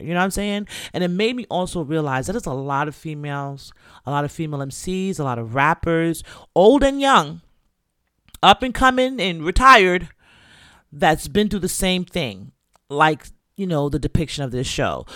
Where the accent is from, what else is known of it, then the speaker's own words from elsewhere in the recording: New York City, New York, United States; I came from the Bronx